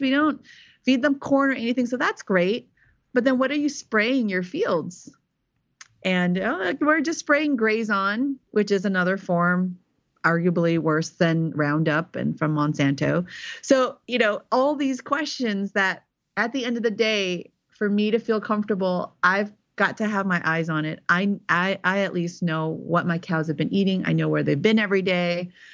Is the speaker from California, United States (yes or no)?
yes; Silicon Valley, California, United States; moved away as an adult; also born or lived in eastern Tennessee; now in Tennessee, United States; I was born and raised in Silicon Valley.